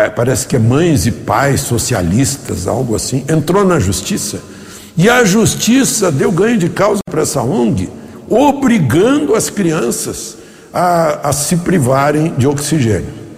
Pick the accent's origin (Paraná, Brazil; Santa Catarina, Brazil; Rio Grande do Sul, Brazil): Rio Grande do Sul, Brazil; meu estado natal, Rio Grande do Sul